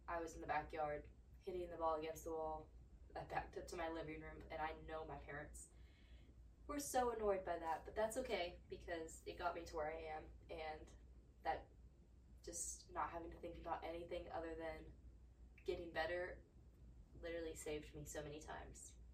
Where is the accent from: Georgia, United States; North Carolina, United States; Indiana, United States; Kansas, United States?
Georgia, United States; also born or lived in Pennsylvania; I was born in Pennsylvania. We moved to Georgia when I was about seven years old.